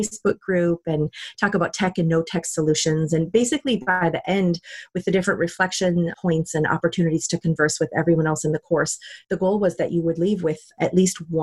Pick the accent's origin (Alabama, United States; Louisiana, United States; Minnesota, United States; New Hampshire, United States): Minnesota, United States; moved away; I'm from Minnesota originally